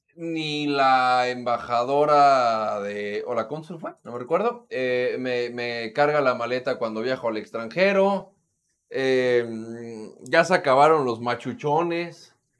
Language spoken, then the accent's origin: Spanish; Mexico; como mexicano